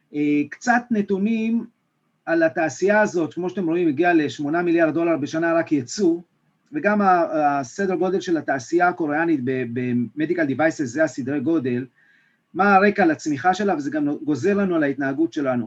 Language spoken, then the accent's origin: Hebrew; Israel; אנחנו כישראלים